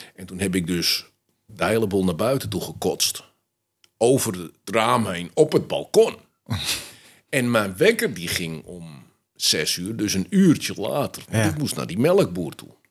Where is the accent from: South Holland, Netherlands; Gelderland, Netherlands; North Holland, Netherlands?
North Holland, Netherlands; Amsterdam; ik ben opgegroeid in Amsterdam-West